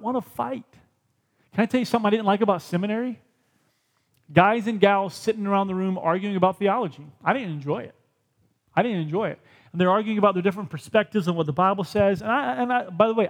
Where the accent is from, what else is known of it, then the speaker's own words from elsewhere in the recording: United States; I want to be more Christian than I am American.